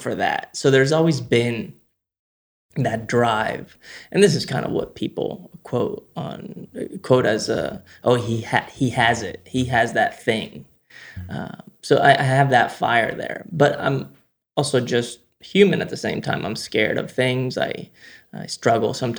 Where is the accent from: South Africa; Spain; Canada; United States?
Spain; we grew up in Spain